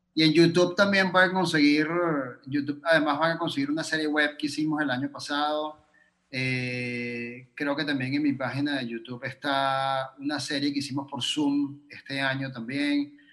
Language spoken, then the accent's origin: Spanish; Venezuela; moved away; me fui de Venezuela, porque cuando estaba en Venezuela